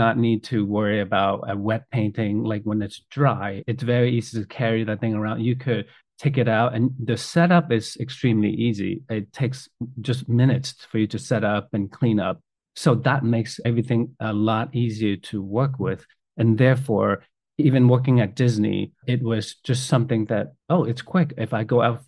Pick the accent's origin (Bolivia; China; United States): China; moved away; growing up in China, I did quite a bit of calligraphy growing up